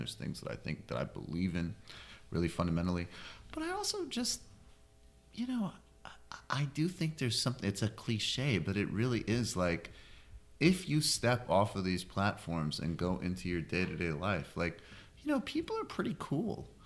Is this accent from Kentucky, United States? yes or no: no; Massachusetts, United States; now in Brooklyn, United States; I grew up in Massachusetts, but rural